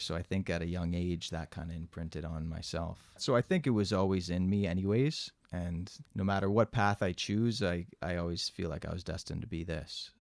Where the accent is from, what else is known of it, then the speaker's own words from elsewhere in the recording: Mississauga, Ontario, Canada; born and raised in Mississauga